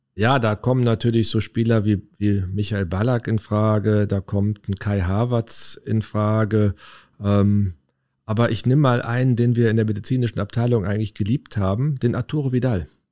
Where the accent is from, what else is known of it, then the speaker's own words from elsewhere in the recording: Leverkusen, North Rhine-Westphalia, Germany; Na, ich bin ein echter Leverkusener